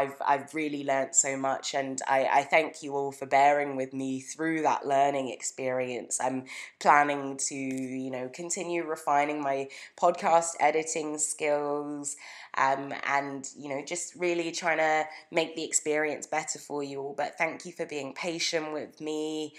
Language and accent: English; United Kingdom; moved away as an adult; now in Canada; Shout out to my hometown. Thank you everyone in the UK who has listened in. It's, you know, it's been amazing to have that sense of home while, you know, I moved to Canada